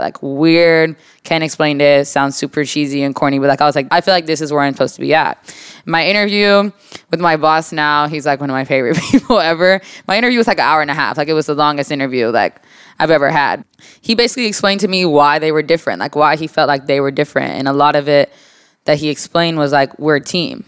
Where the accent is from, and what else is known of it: Texas, United States; born or raised there; also born or lived in Jacksonville, Florida / Moody, Alabama